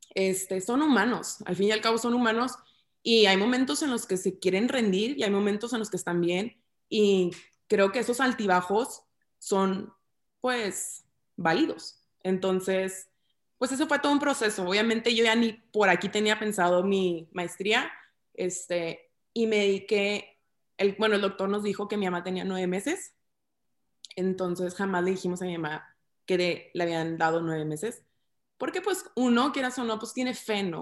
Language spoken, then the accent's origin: Spanish; Ciudad Juárez, Chihuahua, Mexico; also born or lived in Monterrey; soy de Ciudad Juárez, Chihuahua